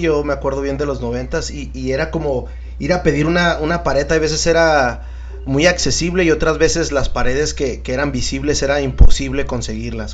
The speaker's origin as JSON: {"language": "Spanish", "town": "Tijuana", "region": "Baja California", "country": "Mexico", "said": "la gente de aquí, Tijuana, sabemos qué onda"}